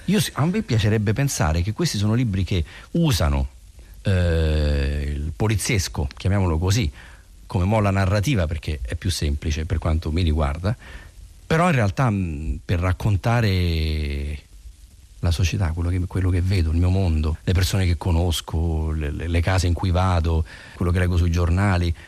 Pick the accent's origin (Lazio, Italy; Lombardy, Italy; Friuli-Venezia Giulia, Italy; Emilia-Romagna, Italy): Lazio, Italy; Rome; noi che siamo romani